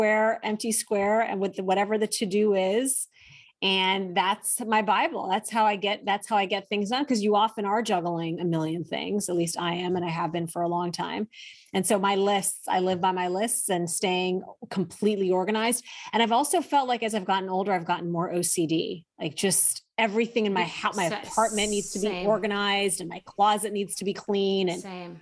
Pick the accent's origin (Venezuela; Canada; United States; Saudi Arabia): Saudi Arabia; Even though I grew up in Saudi Arabia, the one identity my parents, our primary identity, was to be an American.